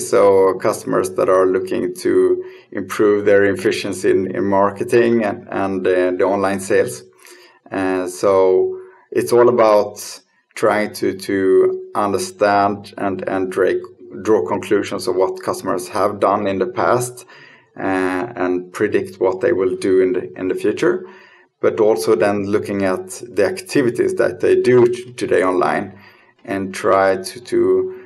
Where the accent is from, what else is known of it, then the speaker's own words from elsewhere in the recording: Lund, Skåne, Sweden; I'm born and raised in Lund in Sweden.